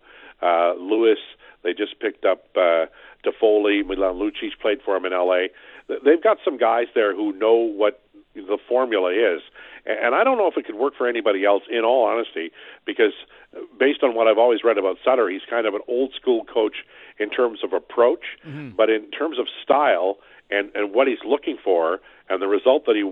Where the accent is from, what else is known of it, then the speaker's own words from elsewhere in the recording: Canada; I'm Canadian